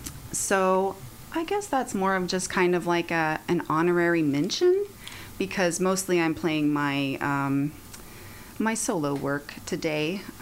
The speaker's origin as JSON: {"language": "English", "town": "Sedalia", "region": "Missouri", "country": "United States", "moved": "as an adult", "lives_now": "Columbia, United States", "said": "I'm from Sedalia, so pretty much close by. I've been in Columbia for about, since 2008."}